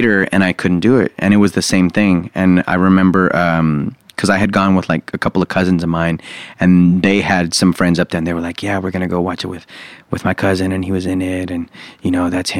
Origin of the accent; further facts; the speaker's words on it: Dallas, Texas, United States; this is my hometown of Dallas